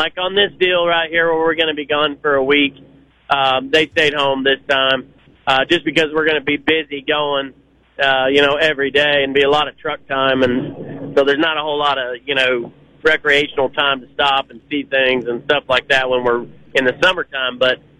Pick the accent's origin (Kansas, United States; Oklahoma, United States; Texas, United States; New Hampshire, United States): Oklahoma, United States; like, we're from Oklahoma, so it's quite a ways for us to come up here, but we try to come up here every year